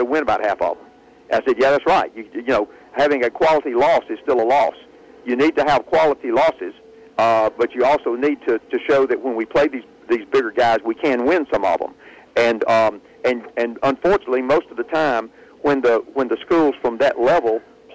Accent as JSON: {"language": "English", "town": "Birmingham", "region": "Alabama", "country": "United States", "tie": "born or raised there", "said": "it's my hometown team"}